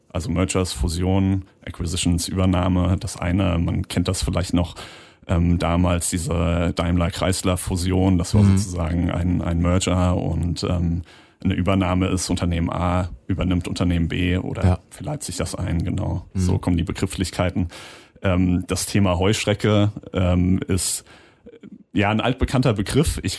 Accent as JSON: {"language": "German", "town": "Frankfurt am Main", "region": "Hesse", "country": "Germany", "said": "ich komme ja aus dem Herzen von Europa in Frankfurt am Main. Ja. Das äh, liegt nahe dem Mittelgebirge Taunus."}